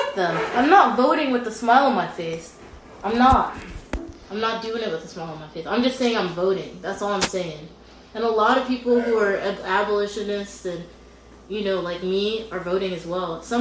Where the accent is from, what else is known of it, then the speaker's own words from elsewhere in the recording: United States; I'm of African descent, but I was born here